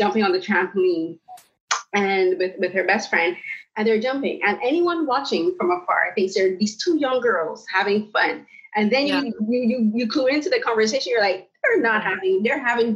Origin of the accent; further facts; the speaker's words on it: Barbados; now in Canada; I'm from the Caribbean, I'm from Barbados, and I moved to Canada in 2009.